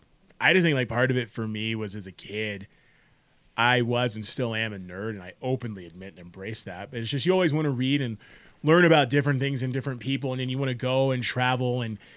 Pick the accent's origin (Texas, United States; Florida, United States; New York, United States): Florida, United States; born there; So like what it was is like I was born in South Florida and my dad was military. So between his career, my schooling, it's why I moved around.